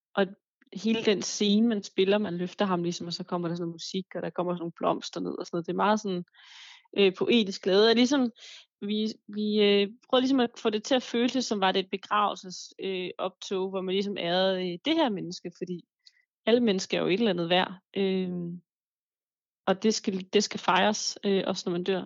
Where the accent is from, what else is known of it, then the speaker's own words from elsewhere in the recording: Denmark; also born or lived in Paris; her hjemme i Danmark